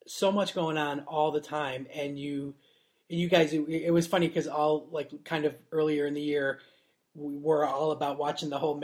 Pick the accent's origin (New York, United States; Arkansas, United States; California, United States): New York, United States; Niagara Falls; moved away as an adult; now in United Kingdom; I grew up in Niagara Falls. So. On the New York side.